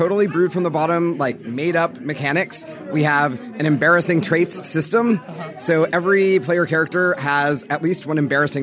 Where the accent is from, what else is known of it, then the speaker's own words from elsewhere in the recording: Los Angeles, California, United States; I grew up in Los Angeles in the 90s.